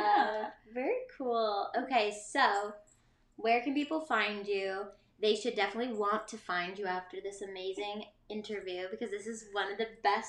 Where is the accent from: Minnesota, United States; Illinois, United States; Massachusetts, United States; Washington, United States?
Massachusetts, United States; Somerville; now in New York City, United States; I grew up in Somerville, which is a town like not too far away from where you grew up, and we have a really big Brazilian community, and also a lot of like three family homes.